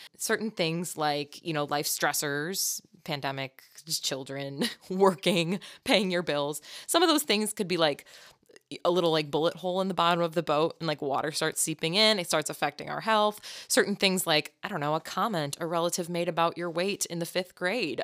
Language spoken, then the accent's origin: English; Chicago, Illinois, United States; I'm from Chicago, so that's my culture